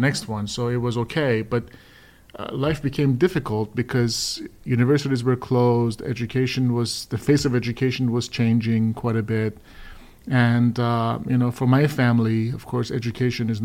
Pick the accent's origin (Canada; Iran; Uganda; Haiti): Iran; now in United States; I was born in Iran.